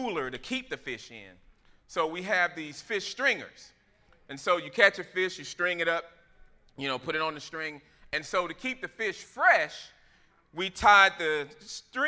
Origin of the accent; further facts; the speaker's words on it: Florida, United States; I grew up in Florida